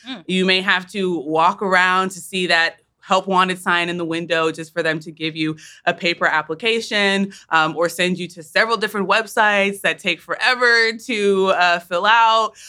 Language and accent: English; Wichita, Kansas, United States; moved away; we're from Wichita. Uh, our parents migrated um, to the states from Uganda